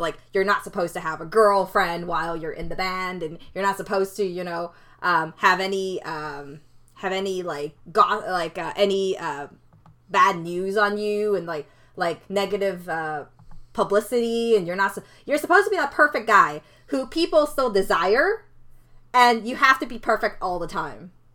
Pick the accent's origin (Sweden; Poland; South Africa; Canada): Canada; I didn't immigrate here. I was born in Canada.